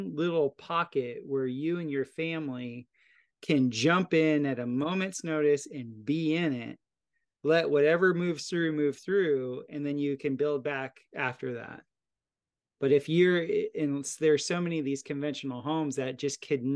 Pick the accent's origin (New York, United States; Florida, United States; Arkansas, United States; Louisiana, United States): Florida, United States; moved away; also born or lived in Costa Rica; where I grew up in Florida, there's lots of hurricanes.